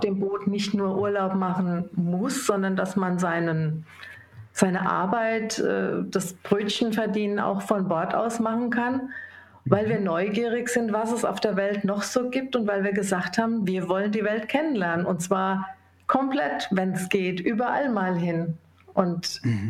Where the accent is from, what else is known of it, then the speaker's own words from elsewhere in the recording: Rhine-Main area, Hesse, Germany; ich bin im Rhein-Main-Gebiet aufgewachsen